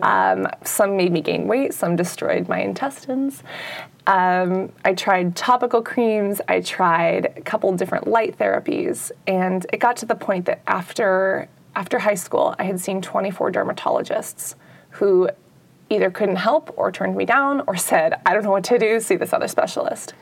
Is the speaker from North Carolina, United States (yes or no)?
no; San Francisco, California, United States; I'm from San Francisco